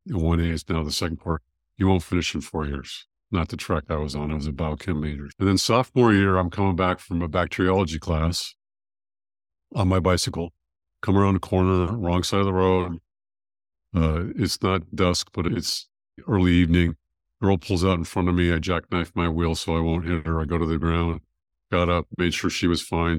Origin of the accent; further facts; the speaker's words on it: California, United States; now in Georgia, United States; I grew up in California